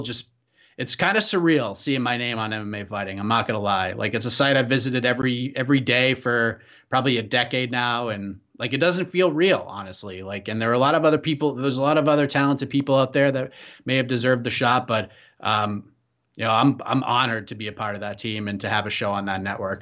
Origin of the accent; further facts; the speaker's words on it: Burlington, Massachusetts, United States; I grew up in Burlington